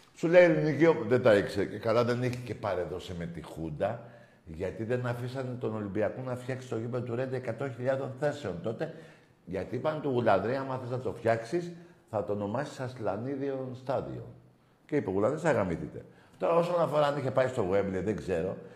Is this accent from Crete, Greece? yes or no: no; Ionian Islands, Greece; είμαστε κεφαλονίτη